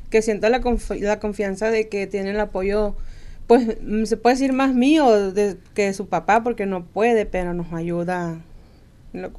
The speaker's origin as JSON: {"language": "Spanish", "region": "Sinaloa", "country": "Mexico", "said": "De Sinaloa."}